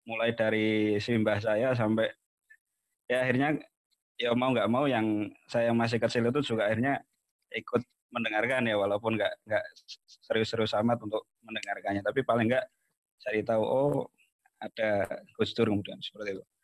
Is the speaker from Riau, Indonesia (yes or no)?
no; Pekalongan, Central Java, Indonesia; di Pekalongan terutama di kampung saya itu NU deles jadi segala info mengenai NU kemudian PKB ya waktu itu cukup masif